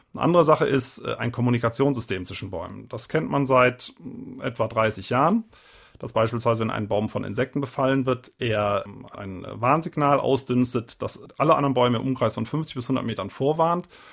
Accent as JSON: {"language": "German", "area": "Eifel", "region": "Rhineland-Palatinate", "country": "Germany", "said": "ich komme ja aus der Eifel"}